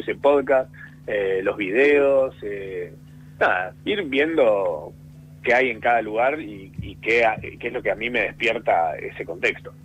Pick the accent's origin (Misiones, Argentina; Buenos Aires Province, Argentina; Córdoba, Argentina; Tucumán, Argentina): Córdoba, Argentina; ser cordobés y el humor es como un poco también un estereotipo, onda, cuando la gente se entera que sos cordobés, medio que están esperando.